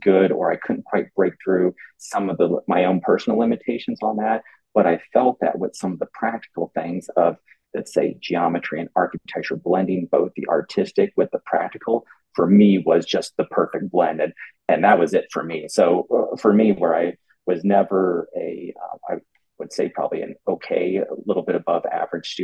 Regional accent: Mexico, Missouri, United States; now in Los Angeles, United States; I'm from the Midwest in a small town in Missouri, a town called Mexico, Missouri, believe it or not, of 11,000 people.

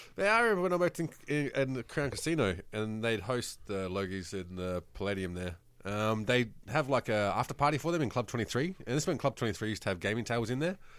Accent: New South Wales, Australia; I grew up in New South Wales

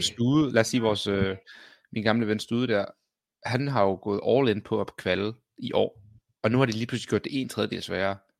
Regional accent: Copenhagen, Capital Region of Denmark, Denmark; jeg er københavner

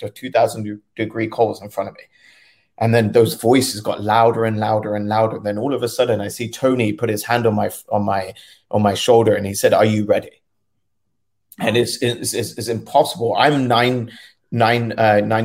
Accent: London, United Kingdom; I was born and raised in London. My family lived in South Kensington.

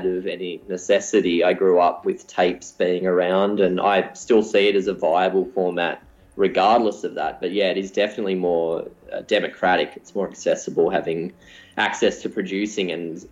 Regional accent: Newcastle, New South Wales, Australia; moved away; also born or lived in Melbourne; I hadn't ever made any music growing up in Newcastle

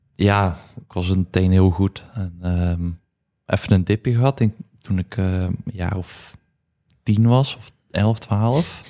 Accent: Poppel, Flanders, Belgium; moved away as an adult; also born or lived in Moergestel; ik ben opgegroeid in Poppel, heel mijn leven gewoond

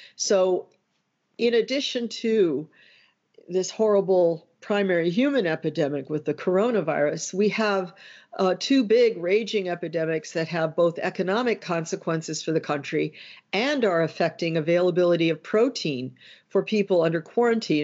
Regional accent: United States; as an American

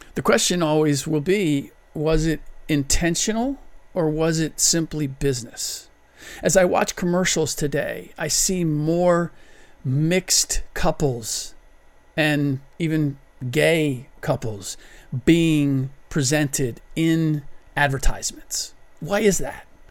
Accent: United States; first language German; English is a second language; I'm a first generation American. My first language was German

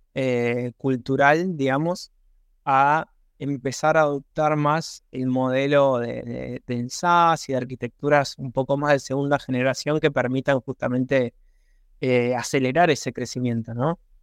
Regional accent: Argentina; also born or lived in Buenos Aires; soy argentino, vivo en Buenos Aires

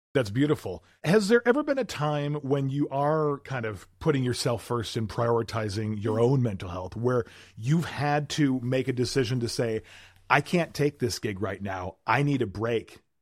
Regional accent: South Milwaukee, Wisconsin, United States; moved away; my hometown, where I grew up and was born and raised

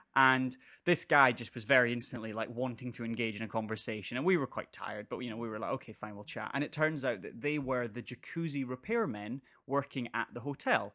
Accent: North Berwick, Scotland, United Kingdom; I'm from North Berwick and I know a lot of people from North Berwick.

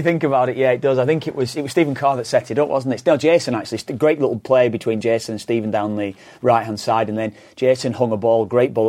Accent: Preston, North West England, United Kingdom; I'm from Preston

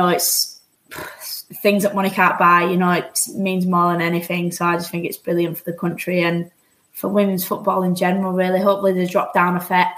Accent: Yorkshire and the Humber, United Kingdom; accent: Yorkshire; moved away as an adult; also born or lived in United States; I went back to Yorkshire for a month

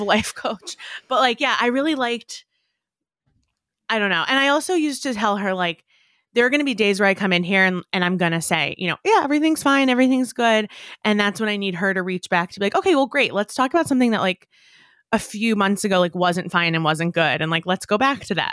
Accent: New York, United States; growing up in New York

